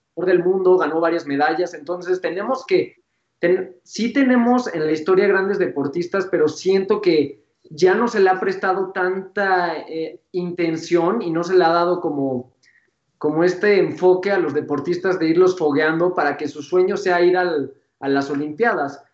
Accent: Mexico

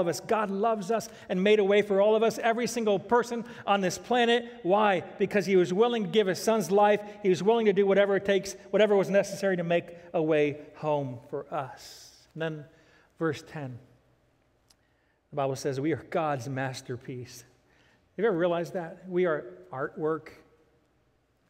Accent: Ohio, United States; also born or lived in Virginia / South Florida; now in Nashville, United States; I was born and raised in Ohio. Most of our lives were in Virginia.

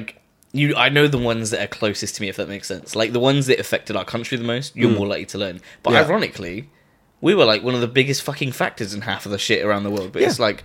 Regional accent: England, United Kingdom; The one that's set in a British village?

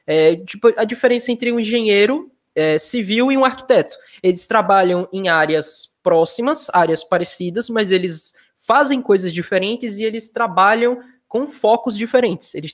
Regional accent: Nossa Senhora do Socorro, Sergipe, Brazil; now in Estância, Brazil; mas eu sou eu sou nascido em Nossa Senhora do Socorro. Foi lá minha infância, mas hoje eu sou de Estância.

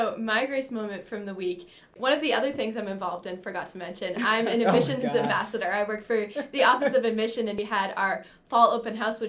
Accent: Pelham, New Hampshire, United States; I'm a sophomore nursing major. I'm from Pelham, New Hampshire, not too far from here.

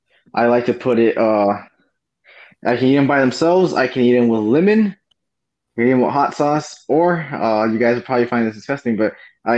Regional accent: Zapata, Texas, United States; at my grandmother's in my hometown of Zapata.

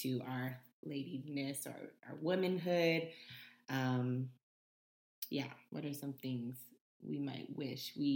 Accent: Southern, United States; We're Southern

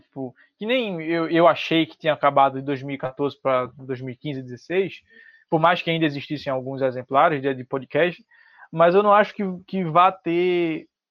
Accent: Recife, Pernambuco, Brazil; eu sou de Pernambuco, sou de Recife

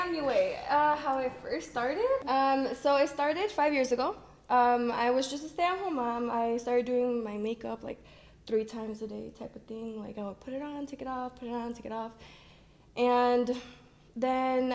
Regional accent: Detroit, Michigan, United States; I'm from Detroit

